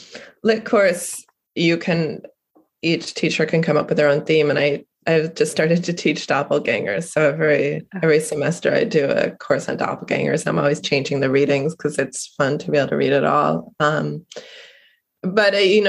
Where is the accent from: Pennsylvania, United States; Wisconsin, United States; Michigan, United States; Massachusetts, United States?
Massachusetts, United States; Cape Cod; I'm originally from Cape Cod.